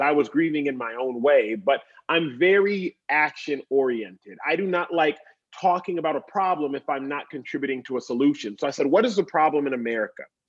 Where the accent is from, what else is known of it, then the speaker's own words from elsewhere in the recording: Dallas, Texas, United States; now in Los Angeles, United States; I grew up in Dallas, Texas